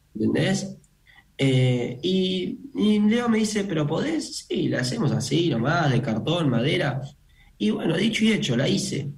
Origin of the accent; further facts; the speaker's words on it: Argentina; somos argentinos